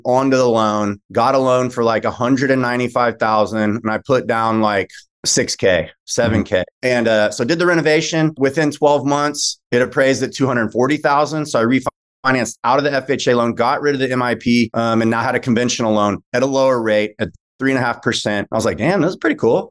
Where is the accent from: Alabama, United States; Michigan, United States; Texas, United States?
Texas, United States; Austin; also born or lived in Lubbock, Texas / Houston, Texas; now in Dallas, United States; I live in DFW. I'm a Texan, grew up in Austin